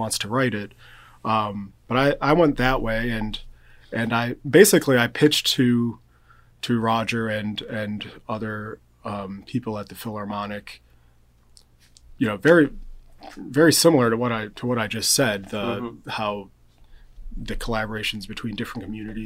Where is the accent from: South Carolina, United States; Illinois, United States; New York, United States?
New York, United States; Rochester; moved away as an adult; also born or lived in Tallahassee, Florida; now in Evansville, United States; I'm an upstate New York native, actually. I grew up in Rochester, New York